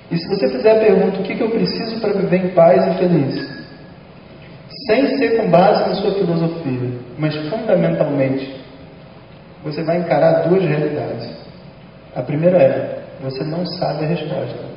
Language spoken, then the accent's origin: Portuguese; Rio de Janeiro, Brazil; Eu moro no Rio de Janeiro que é onde eu nasci, e eu acho que uma pessoa deve viver onde ela nasceu.